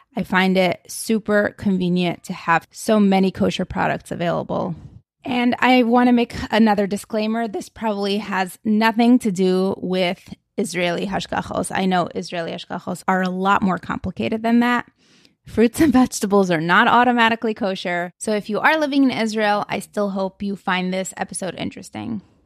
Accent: Moscow, Russia; now in United States; I grew up in Moscow, Russia, where we did not have hashgachos on products

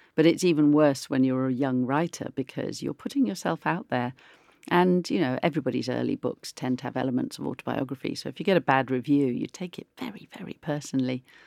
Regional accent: Oakham, East Midlands, United Kingdom; also born or lived in Melton Mowbray; I grew up in Oakham

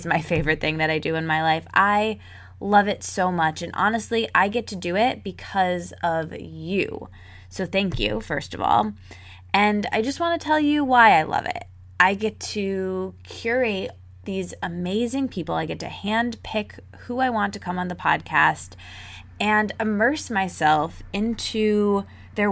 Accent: Michigan, United States; also born or lived in Detroit, Michigan; I grew up in Michigan

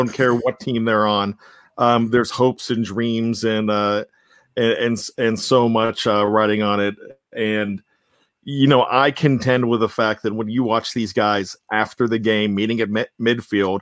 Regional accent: Johnstown, Pennsylvania, United States; I grew up in Western PA. And Johnstown is still Western PA

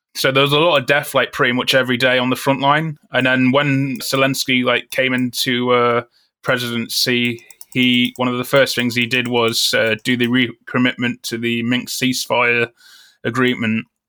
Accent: Newark-on-Trent, East Midlands, United Kingdom; moved away as an adult; Grew up in, uh, Nottingham, England, in the town of Newark-on-Trent.

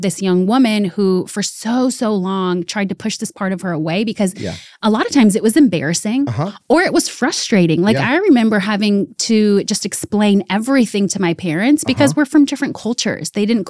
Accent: Maryland, United States; moved away as an adult; also born or lived in New York City / Miami; I was in Maryland. I was born in New York City. Okay. And then we lived there until I was about 9.

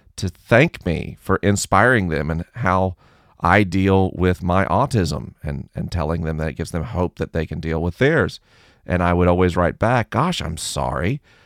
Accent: the South, United States; I grew up in the South

